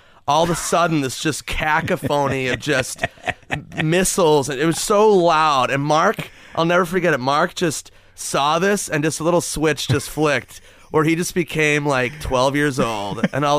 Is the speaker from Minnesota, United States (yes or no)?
yes; Minnesota, United States; moved away; I'm from Minnesota.